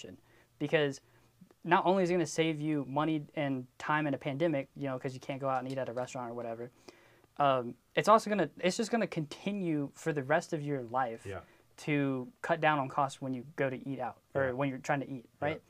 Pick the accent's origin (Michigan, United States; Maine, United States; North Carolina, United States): North Carolina, United States; Wilmington; moved away; also born or lived in upstate New York; I was born in Wilmington, which is the beach. So like I grew up on like good seafood